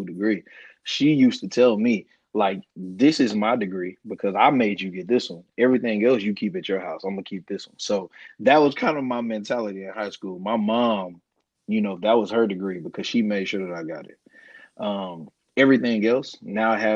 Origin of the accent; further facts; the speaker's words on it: United States; also born or lived in Guyana; I was adopted by an American, African-American family here in the States